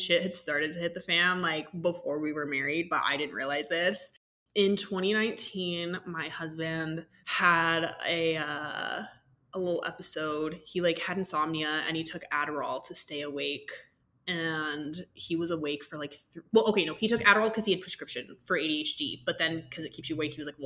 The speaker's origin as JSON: {"language": "English", "region": "Georgia", "country": "United States", "tie": "born or raised there", "said": "growing up in Georgia"}